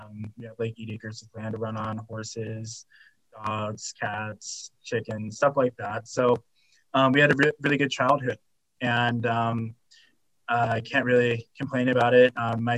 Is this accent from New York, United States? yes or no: no; Ogden, Utah, United States; I was adopted from Ogden here in Utah.